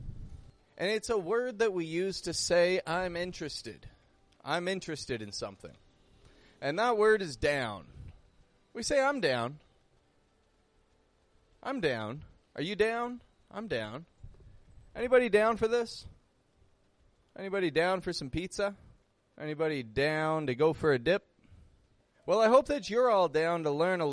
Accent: Toronto, Ontario, Canada; moved away as an adult; now in Mexico; I'm from Toronto. I live in Mexico

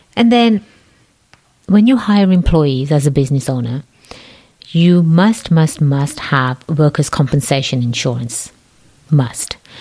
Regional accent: England, United Kingdom; accent: English; my English accent really isn't a real English accent

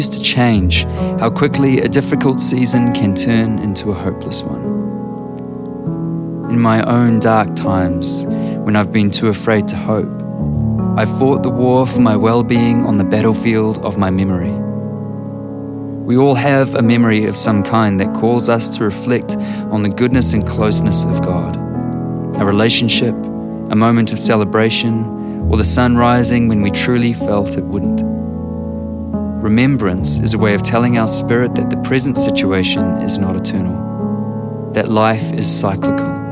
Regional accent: New Zealand; I'm a writer and musician from Aotearoa, New Zealand.

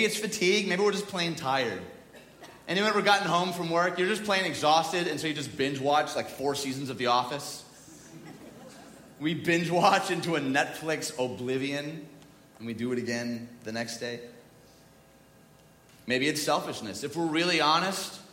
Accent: United States; I'm from the United States

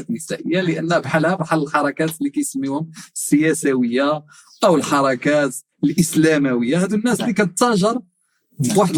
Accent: Tetouan, Tanger-Tetouan-Al Hoceima, Morocco; born there; من مواليد مدينه تطوان 42 سنه آه، درست الحقوق في مدينه الرباط

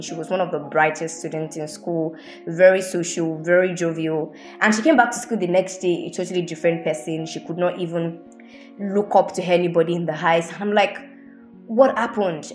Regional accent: Ibadan, Oyo, Nigeria; I grew up in Ibadan. Um, Ibadan is in the southwest of Nigeria

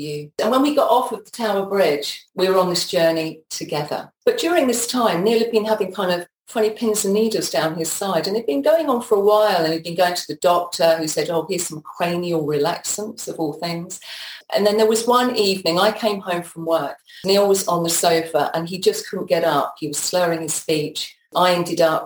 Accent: Peterborough, East of England, United Kingdom; moved away as an adult; also born or lived in London; I grew up in Peterborough

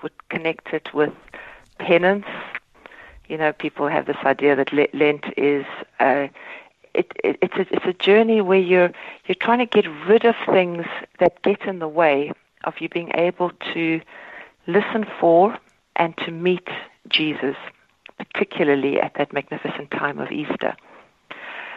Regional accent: South Africa; moved away as an adult; now in Ireland; I grew up in South Africa in the Reformed tradition

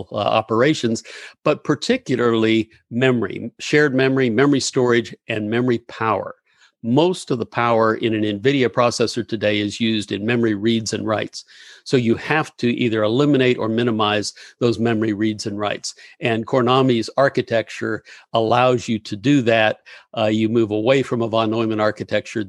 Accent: Gainesville, Florida, United States; also born or lived in Pittsburgh, Pennsylvania; I grew up in Gainesville

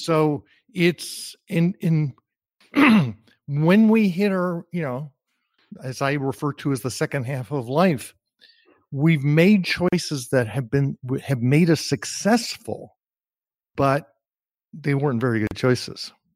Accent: New Jersey, United States; moved away; also born or lived in Austin; growing up in New Jersey. I grew up in an entirely Jewish community

